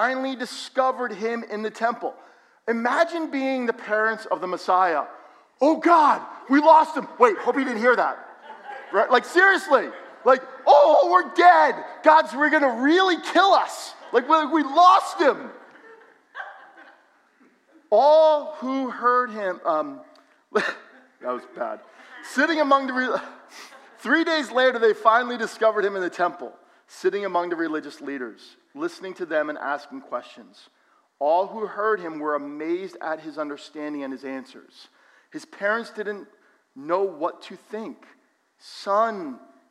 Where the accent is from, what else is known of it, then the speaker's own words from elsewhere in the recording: Allendale, New Jersey, United States; Growing up in Allendale, I had so many Jewish friends